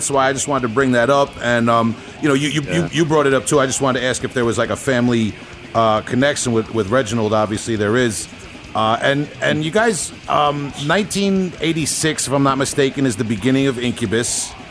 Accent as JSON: {"language": "English", "area": "Long Island", "region": "New York", "country": "United States", "said": "I'm from Long Island, so I pronounce everything wrong."}